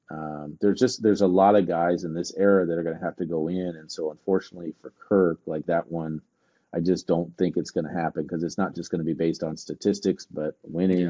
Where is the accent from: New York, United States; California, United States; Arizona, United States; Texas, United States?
Arizona, United States; Gilbert; he's from my hometown